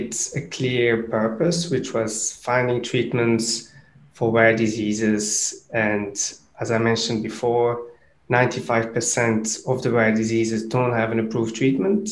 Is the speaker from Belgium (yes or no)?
yes; Brussels, Brussels-Capital Region, Belgium; moved away as an adult; also born or lived in Cambridge; I grew up in Brussels, so I'm from Belgium originally.